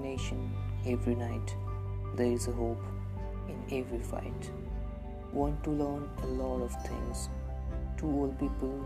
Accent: India; I'm from India

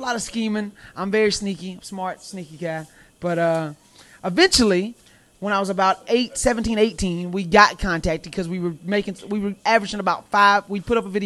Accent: the South, United States; accent: Southern twang; where I'm from the South, and, of course, I have a Southern twang to my voice

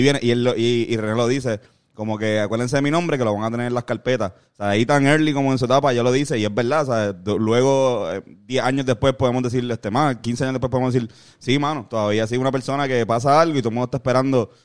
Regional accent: Puerto Rico; con puertorriqueños y puertorriqueñas que terminan con las vidas de nosotros

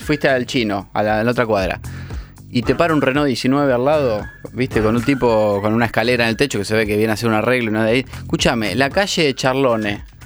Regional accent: Pergamino, Buenos Aires Province, Argentina; now in Buenos Aires, Argentina

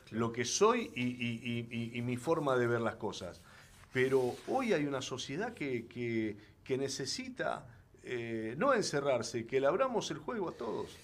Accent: Rosario, Santa Fe, Argentina; Soy de Rosario

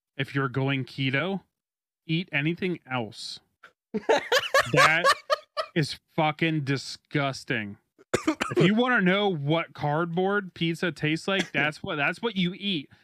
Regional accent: United States; I'm an American

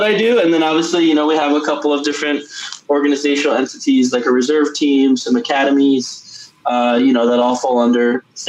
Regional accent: United States; came back home to work for my hometown team, the New York Red Bulls

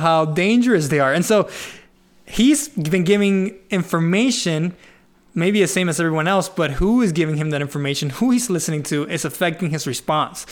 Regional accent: Venezuela; I am from Venezuela

